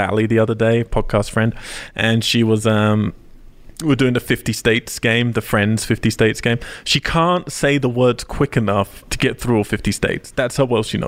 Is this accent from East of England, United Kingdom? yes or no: yes; Cambridge, East of England, United Kingdom; my hometown